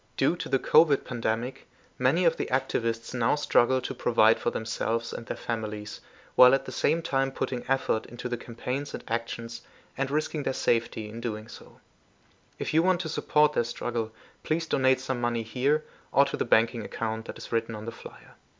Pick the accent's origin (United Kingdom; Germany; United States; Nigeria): Germany; also born or lived in Philippines; I am from Germany, but used to live in the Philippines for a while.